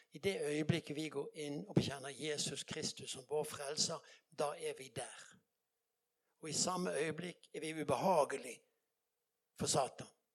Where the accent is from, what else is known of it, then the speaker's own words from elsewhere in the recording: Bergen, Vestland, Norway; jeg kommer fra Bergen